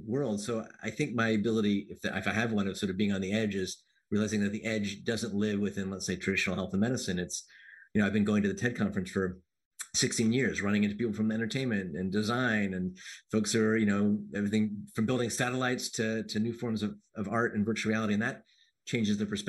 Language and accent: English; Silver Spring, Maryland, United States; I grew up in Silver Spring, Maryland